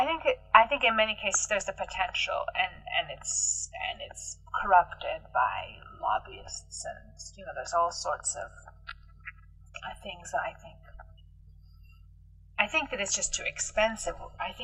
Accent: United States; moved away; I was born in America, I have a family there, I come there very frequently

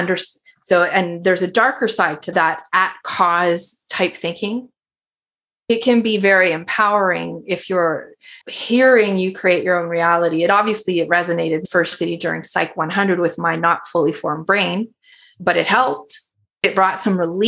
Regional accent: Canada; I'm a Canadian

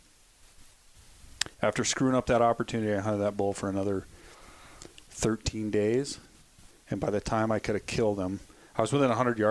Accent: Livingston, Montana, United States; now in Bozeman, United States; I grew up in Livingston, Montana. I live in Bozeman now

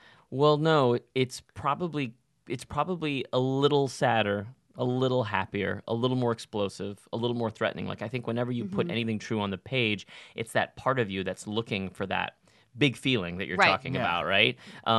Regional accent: Texas, United States; I'm from Texas, like home of the tall tale

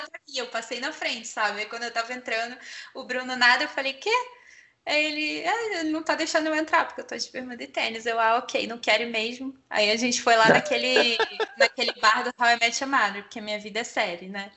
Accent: Brazil; a gente, como brasileiro

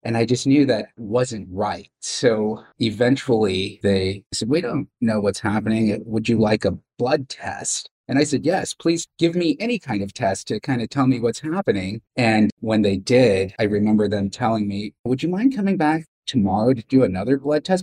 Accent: Bay Area, California, United States; I grew up in the Bay Area. This is home for me.

